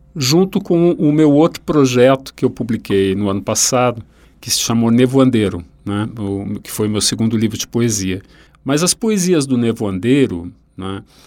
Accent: Rio Grande do Sul, Brazil; moved away; o Mário Quintana, um autor da minha terra

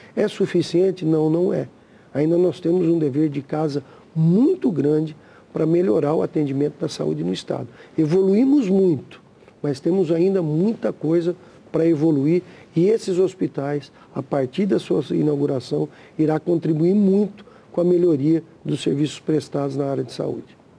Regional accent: Brazil

